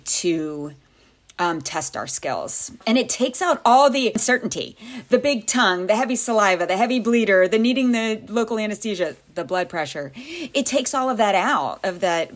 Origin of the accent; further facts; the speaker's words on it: Louisiana, United States; moved away as an adult; also born or lived in Pensacola, Florida / Jacksonville, Florida / Tennessee / Maryland; where I grew up in Louisiana